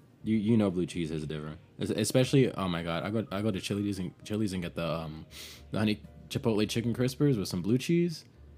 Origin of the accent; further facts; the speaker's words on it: Southern Florida, United States; I'm from Southern Florida, so it's like most people here are pretty open about most things.